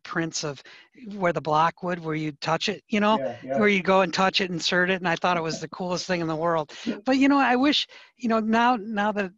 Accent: Detroit, Michigan, United States; I'm from Detroit

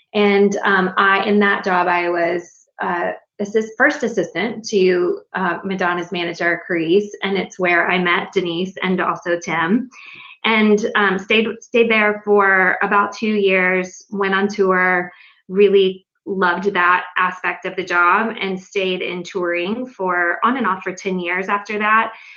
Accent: North Carolina, United States; moved away as an adult; also born or lived in Los Angeles; I was born and raised in North Carolina

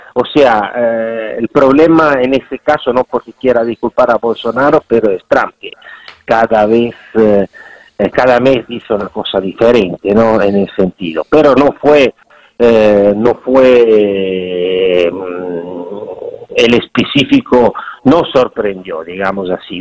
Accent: Italy; now in Brazil; en mi país, eh, lamentablemente, no es así. yo soy italiano

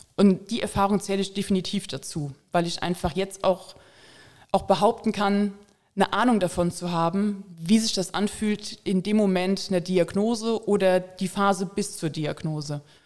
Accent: Koblenz, Rhineland-Palatinate, Germany; Ich komme aus Koblenz

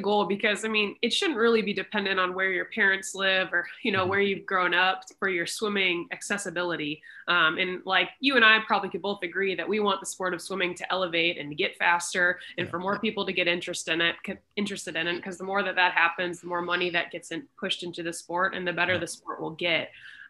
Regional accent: Louisville, Kentucky, United States; being in Louisville, Kentucky, which is where I live now. I grew up swimming on Lakeside Swim Team under Mike DeBoer

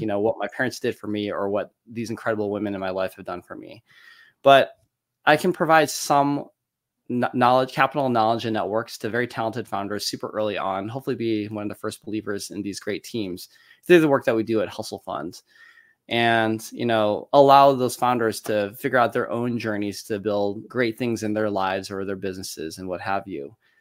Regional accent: Detroit, Michigan, United States; born and raised in Detroit, Michigan

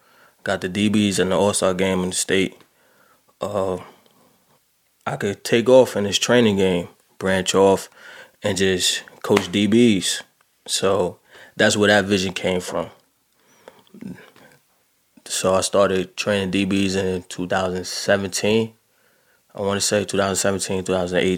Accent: Jersey City, New Jersey, United States; from Jersey City, New Jersey. Played at St. Anthony's High School

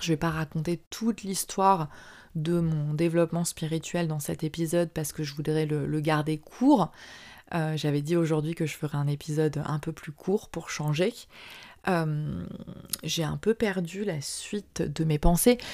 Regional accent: France; moved away as an adult; also born or lived in Southeast Asia; j'ai quitté la France et que je suis partie vivre en Asie du Sud-Est

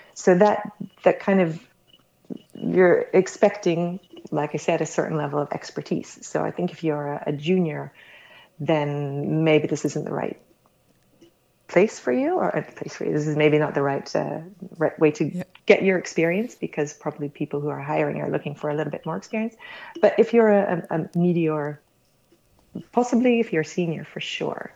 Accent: United States; now in Netherlands; I'm American originally, been living in the Netherlands for 25 years already

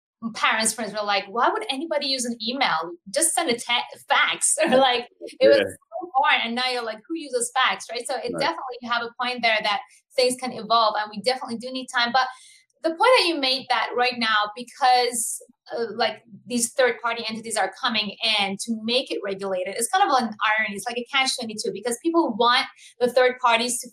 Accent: Iran; I'm from Iran

